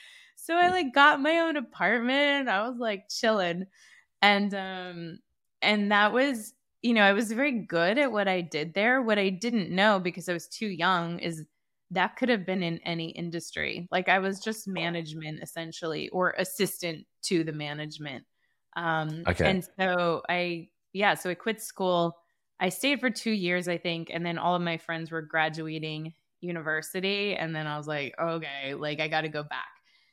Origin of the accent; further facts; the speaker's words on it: California, United States; I grew up in California. So I think also like my body temperature and like, I like being in the sunshine.